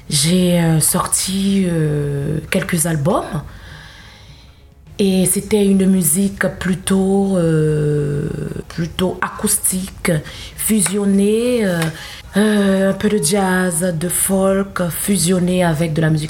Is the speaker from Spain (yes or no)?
no; Haiti; born there; je suis née en Haïti et euh, j'ai grandi dans une famille protestante religieuse.